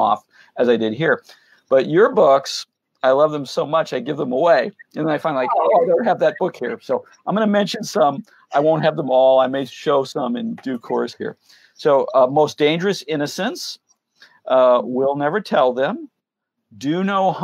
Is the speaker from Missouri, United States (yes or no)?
yes; St. Louis, Missouri, United States; I'm from St. Louis